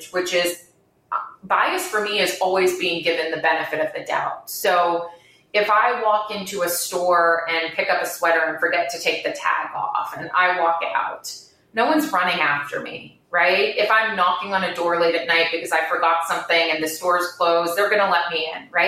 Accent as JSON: {"language": "English", "country": "Bermuda", "tie": "born or raised there", "also_born_or_lived": "Providence, United States / New York, United States", "moved": "as an adult", "said": "I'm born and raised in Bermuda."}